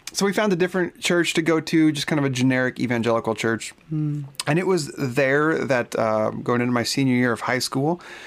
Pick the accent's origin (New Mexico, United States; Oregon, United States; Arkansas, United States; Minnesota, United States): Oregon, United States; moved away as an adult; also born or lived in Phoenix, Arizona; Oregon. Born and raised in Oregon, the Great Pacific Northwest